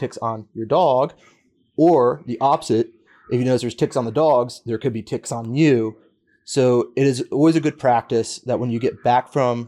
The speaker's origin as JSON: {"language": "English", "area": "New River Valley", "region": "Virginia", "country": "United States", "tie": "born or raised there", "said": "I grew up in the New River Valley"}